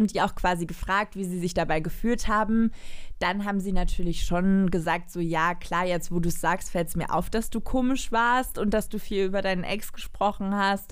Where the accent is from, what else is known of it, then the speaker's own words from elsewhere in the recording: Cologne, North Rhine-Westphalia, Germany; als Kölnerin